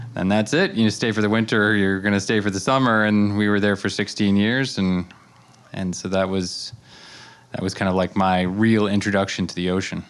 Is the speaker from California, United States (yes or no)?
no; Colorado, United States; also born or lived in Rhode Island; now in Amagansett, United States; I grew up in Colorado